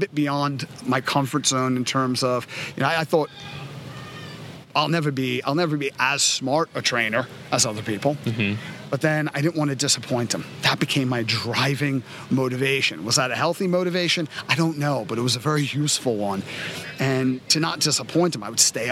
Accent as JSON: {"language": "English", "town": "New York City", "region": "New York", "country": "United States", "tie": "born or raised there", "said": "I was growing up in Coney Island in the 80s."}